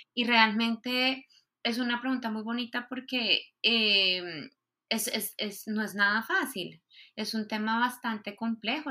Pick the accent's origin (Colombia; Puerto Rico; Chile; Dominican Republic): Colombia; moved away as an adult; also born or lived in Spain; now in Mexico; soy de Colombia